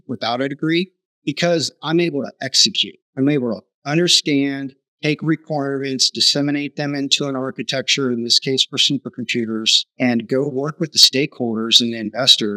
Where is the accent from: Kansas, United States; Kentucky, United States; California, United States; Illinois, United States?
California, United States; Southern; growing up in Southern California, My dad was a machinist